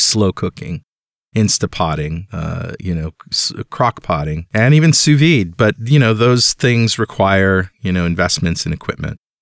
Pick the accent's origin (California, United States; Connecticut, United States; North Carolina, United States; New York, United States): Connecticut, United States; Mystic; That's my hometown